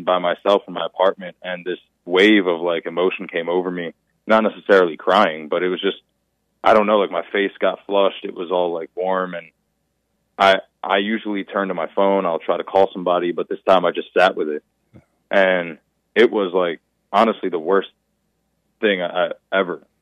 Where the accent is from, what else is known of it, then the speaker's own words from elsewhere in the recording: Philadelphia, Pennsylvania, United States; I'm born and raised in Philadelphia